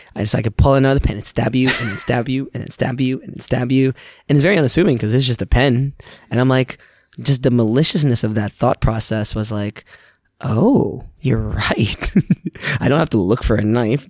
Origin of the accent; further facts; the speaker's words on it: New York, United States; also born or lived in Philippines; now in Gainesville, United States; growing up in New York